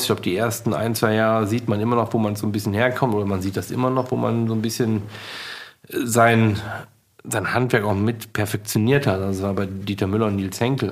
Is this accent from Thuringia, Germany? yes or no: no; Leverkusen, North Rhine-Westphalia, Germany; moved away; also born or lived in Sylt; Ich komme aus Leverkusen